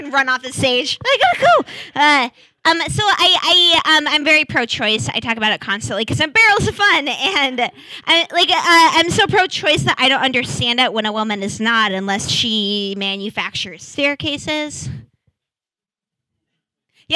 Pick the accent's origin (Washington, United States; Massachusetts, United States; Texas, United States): Washington, United States; Seattle; now in Portland, United States; I grew up in Seattle